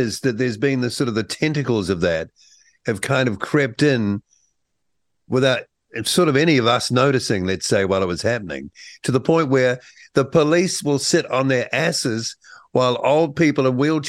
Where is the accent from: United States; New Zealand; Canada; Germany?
New Zealand; I got to say, as a Kiwi